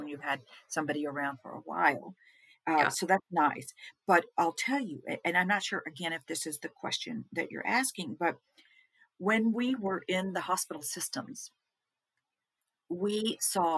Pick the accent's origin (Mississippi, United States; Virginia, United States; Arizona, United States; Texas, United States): Texas, United States; we're from Texas